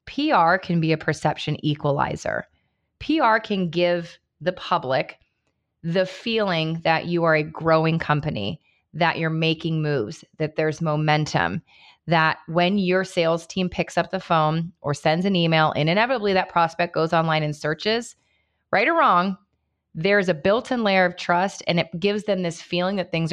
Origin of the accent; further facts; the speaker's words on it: Cincinnati, Ohio, United States; I grew up in Cincinnati as well.